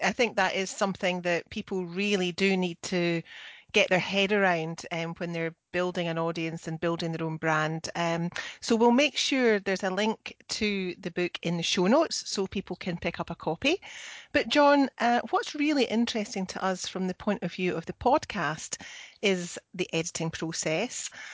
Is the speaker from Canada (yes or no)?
no; Scotland, United Kingdom; I'm the Scottish one.